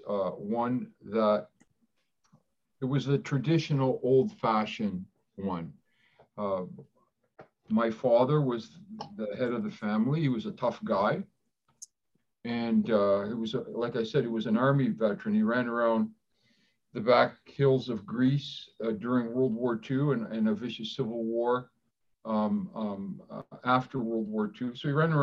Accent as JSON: {"language": "English", "town": "Toronto", "region": "Ontario", "country": "Canada", "tie": "born or raised there", "first_language": "Greek", "second_language": "English", "said": "We grew up in Parkdale in Toronto."}